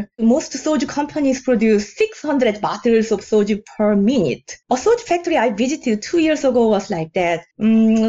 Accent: South Korea; now in New York, United States; I'm originally from South Korea, the country of soju's origins.

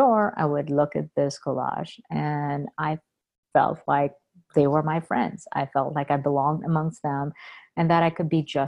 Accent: India; also born or lived in Boston; now in United States; I grew up in India

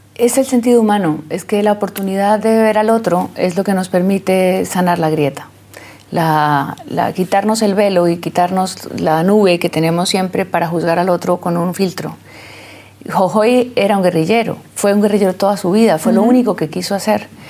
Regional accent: Colombia; como colombianos y como latinoamericanos

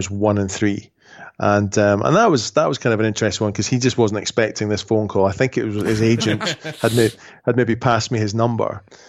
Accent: Edinburgh, Scotland, United Kingdom; also born or lived in Scottish Highlands; I was born in Edinburgh, which is the capital of Scotland. But when I was 10, we moved to the Highlands.

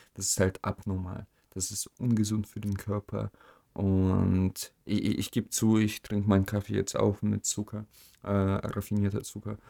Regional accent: Germany; auch als Deutscher

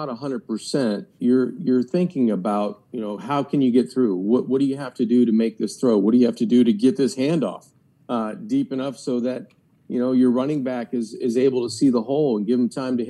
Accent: South Florida, United States; also born or lived in Youngstown, Ohio; growing up in South Florida, my parents moved from Youngstown, Ohio when I was 7 years old.

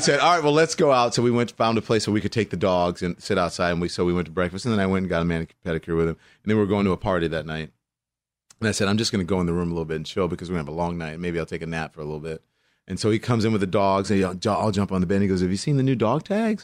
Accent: Port Allen, Louisiana, United States; Lafayette is forty-five minutes from my hometown, which is Port Allen, which is West Baton Rouge

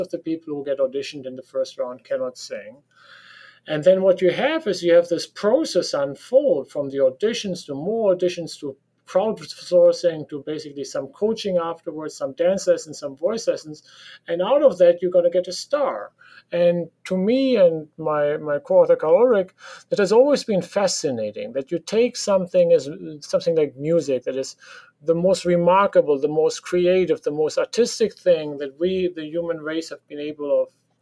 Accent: Germany; accent: German; English is a second language; So you can hear from my accent that I sound like a German because I am a German.

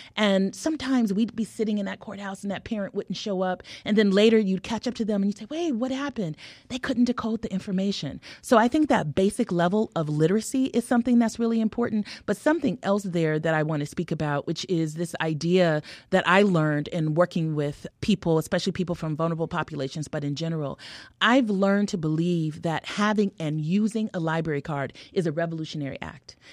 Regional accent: California, United States; also born or lived in Harlem, New York; now in Chicago, United States; I'm a Californian

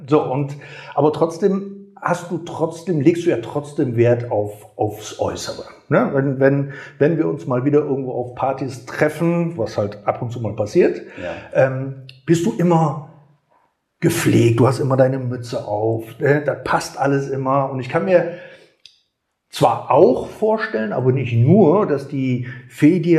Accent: Gummersbach, North Rhine-Westphalia, Germany; ich komme ursprünglich aus Gummersbach und da hatten wir einen Masseur gehabt, der war blind.

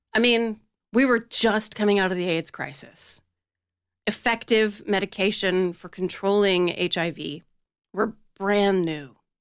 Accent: Delaware, United States; Born and raised in Delaware

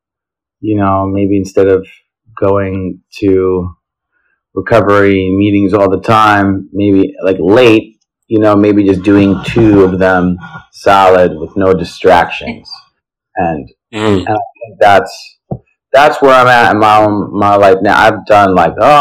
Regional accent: New Jersey, United States; also born or lived in Los Angeles, United States / Israel; now in New York City, United States; now I'm based in New York City, but I've lived in LA, Israel, and born and raised in New Jersey

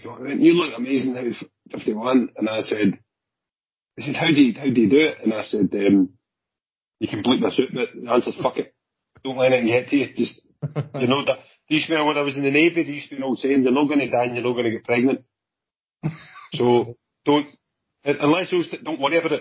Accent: Glasgow, Scotland, United Kingdom; also born or lived in Clydebank; I was born and brought up in Drumchill. Right, and then my parents moved to Clydebank

